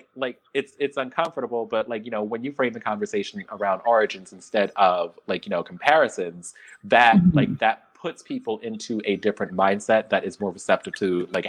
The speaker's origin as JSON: {"language": "English", "town": "Philadelphia", "region": "Pennsylvania", "country": "United States", "tie": "born or raised there", "said": "Philadelphia, my hometown"}